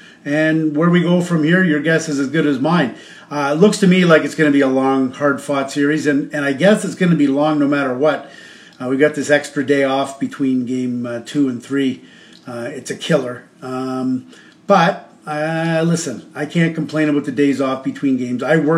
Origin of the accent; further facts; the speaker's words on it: Toronto, Ontario, Canada; I was born and raised in Toronto, or close enough Scarborough, part of metropolitan Toronto before they started using the term GTA for Greater Toronto Area. And it is my home, and I've always loved it.